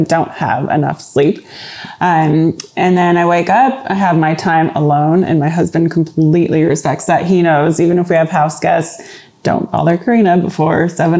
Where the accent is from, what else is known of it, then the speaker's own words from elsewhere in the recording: Indiana, United States; moved away; also born or lived in Los Angeles / Austin; I'm from Indiana.